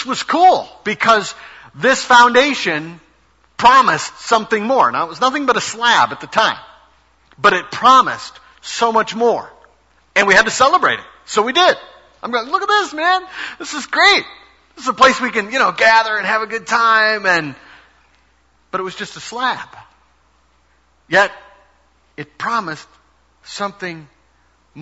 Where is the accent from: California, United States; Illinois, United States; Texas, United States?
Illinois, United States; Chicago; moved away as an adult; also born or lived in Brooklyn; my parents' home, which was in the Chicago area. They were gone. It's the house, of course, that I grew up